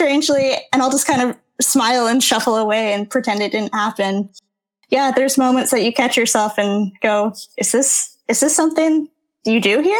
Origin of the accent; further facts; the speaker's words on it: Singapore; also born or lived in Canada; growing up in Singapore, which is primarily where I grew up as a TCK, you call everyone auntie and uncle